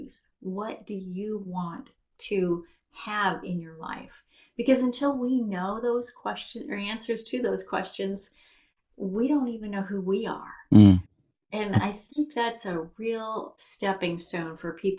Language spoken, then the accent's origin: English; United States; we're American